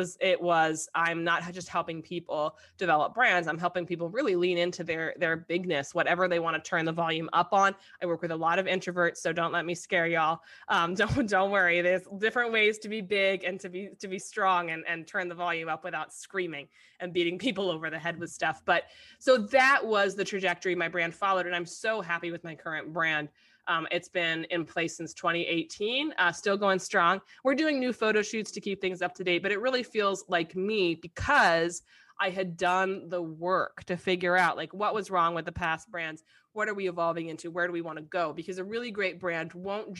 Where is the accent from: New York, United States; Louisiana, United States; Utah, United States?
New York, United States; I'm a New Yorker